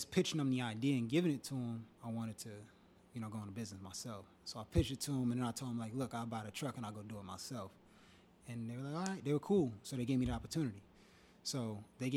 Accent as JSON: {"language": "English", "town": "Old Bridge", "region": "New Jersey", "country": "United States", "tie": "born or raised there", "also_born_or_lived": "Miami, Florida", "moved": "as an adult", "said": "born and raised in Jersey. Went to FIU for school. Old Bridge."}